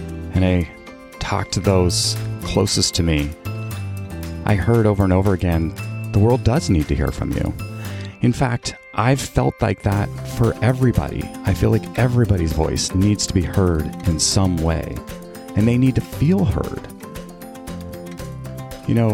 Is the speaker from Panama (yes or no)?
no; Canada; I was born and raised in Canada